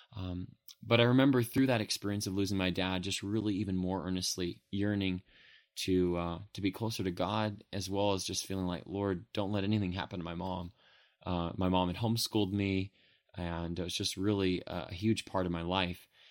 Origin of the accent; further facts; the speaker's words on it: Modesto, California, United States; I grew up in Modesto, California, and was raised there